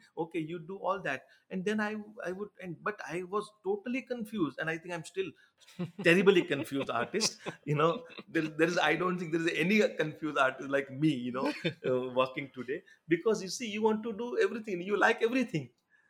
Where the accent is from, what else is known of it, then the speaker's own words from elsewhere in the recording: India; first language Gujarati; English is a second language; actually Gujarati, of course, being it's my mother tongue